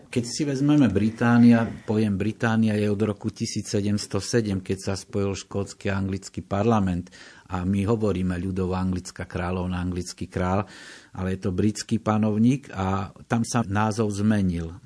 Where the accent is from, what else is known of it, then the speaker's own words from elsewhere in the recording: eastern Slovakia, Slovakia; som z východného Slovenska